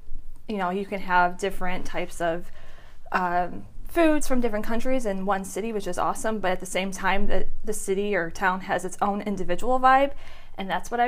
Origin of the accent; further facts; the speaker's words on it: Crown Point, Indiana, United States; I was born and raised in Crown Point, Indiana, known as the region of the state of Indiana, which means that we associate ourselves with Chicago because we're so close.